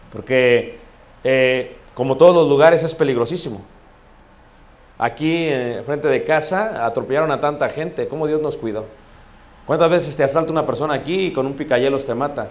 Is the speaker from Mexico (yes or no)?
yes; Mexico City, Mexico; yo crecí cerca de Iztapalapa